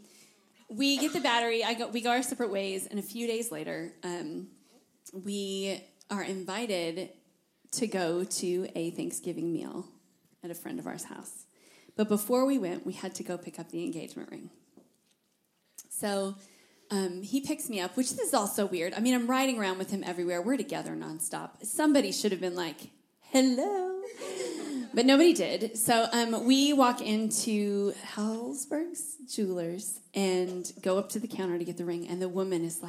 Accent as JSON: {"language": "English", "region": "Iowa", "country": "United States", "also_born_or_lived": "Fort Worth, Texas", "moved": "as an adult", "lives_now": "Tennessee, United States", "said": "I was from Iowa"}